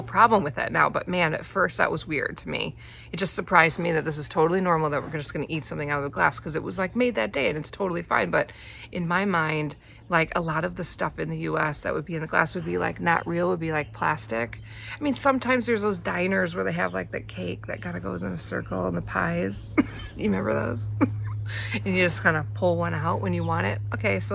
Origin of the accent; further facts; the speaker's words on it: Wisconsin, United States; moved away as an adult; now in New Zealand; I'm from Wisconsin where you have significant part of the year freezing cold